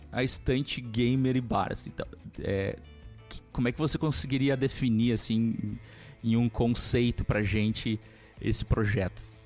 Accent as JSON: {"language": "Portuguese", "town": "Porto Alegre", "region": "Rio Grande do Sul", "country": "Brazil", "said": "eu sou de Porto Alegre"}